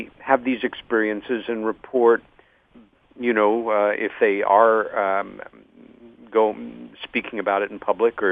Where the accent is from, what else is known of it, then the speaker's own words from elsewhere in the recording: Long Island, New York, United States; my sister Helen and I had a sighting growing up on Long Island, New York, when I was 14